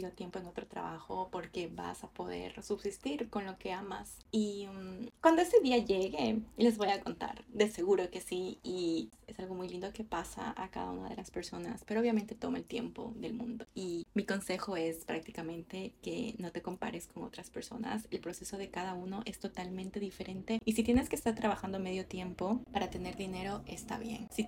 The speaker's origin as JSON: {"language": "Spanish", "country": "Ecuador", "moved": "as an adult", "lives_now": "Canada", "said": "yo vine acá a Canadá desde Ecuador y estoy completamente sola."}